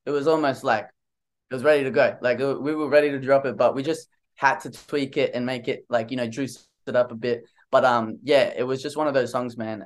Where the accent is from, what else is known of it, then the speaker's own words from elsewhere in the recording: Australia; I'm from Australia, man. I never left Australia my whole life